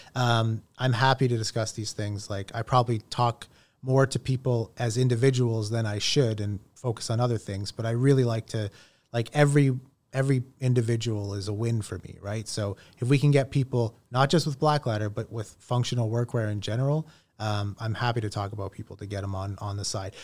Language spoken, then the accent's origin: English; Toronto, Ontario, Canada; born and raised in Toronto